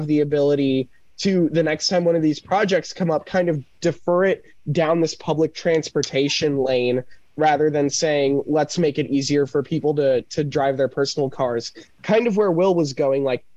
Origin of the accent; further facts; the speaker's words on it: Minneapolis, Minnesota, United States; I'm from Minneapolis